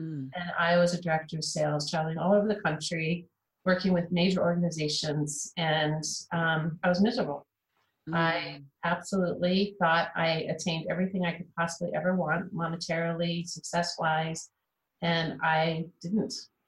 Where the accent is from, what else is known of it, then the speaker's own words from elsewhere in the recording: Kansas City, United States; I grew up in Kansas City. That's my hometown.